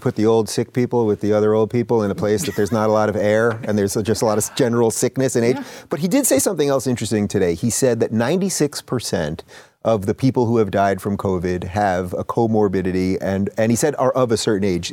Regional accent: New York, United States; I'm from New York, born and born and raised in New York

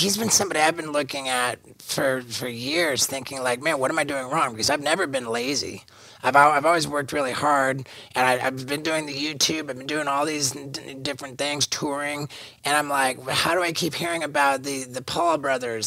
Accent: England, United Kingdom; I was born in England, which makes me British.

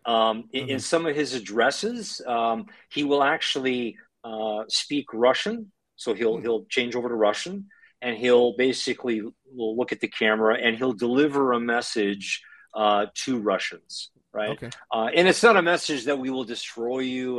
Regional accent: Canada; moved away as an adult; now in Ukraine; growing up in Canada, to parents that came to Canada after

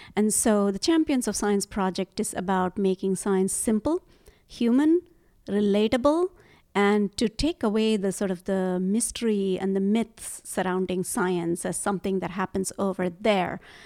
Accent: India; moved away; So, I grew up in India

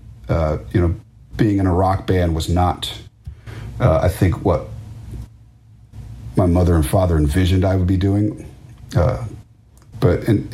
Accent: Washington, District of Columbia, United States; growing up around Washington, D.C.

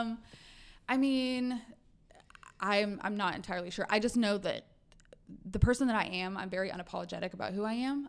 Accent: Arkansas, United States; also born or lived in Oklahoma / Georgia / New York; now in Texas, United States; I was raised in Arkansas

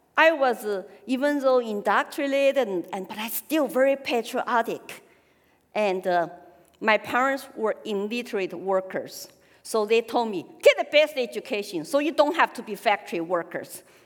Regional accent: Sichuan, China; accent: Sichuan dialect; English is a second language; moved away as an adult; also born or lived in Austin, Texas / Colorado / Hong Kong; now in New Hampshire, United States; talking our Sichuan dialect, it's okay. It's not Mandarin

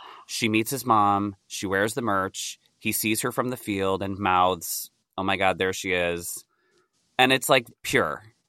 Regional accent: near Rochester, New York, United States; moved away; I grew up near Rochester

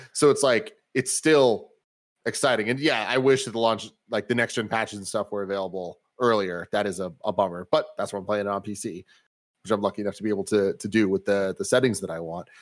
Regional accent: United States; I am American

